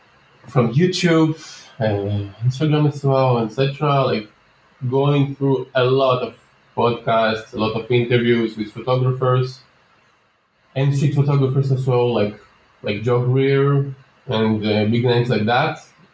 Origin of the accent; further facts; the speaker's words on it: Minsk, Minsk Region, Belarus; now in Tel Aviv, Israel; when I moved to Tel Aviv, Israel, where I'm living right now. Yep. I moved from Minsk, Belarus, where my parents are still living.